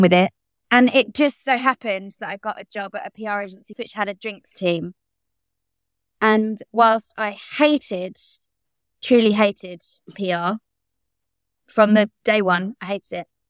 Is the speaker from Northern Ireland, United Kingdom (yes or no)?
no; London, United Kingdom; I grew up in Bromley, which is in South East London.